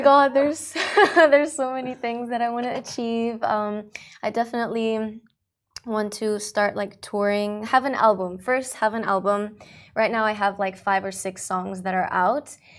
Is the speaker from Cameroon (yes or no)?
no; Dubai, United Arab Emirates; also born or lived in Australia; I um, grew up in Dubai. I've been here for 15 years. However, I was born in Australia.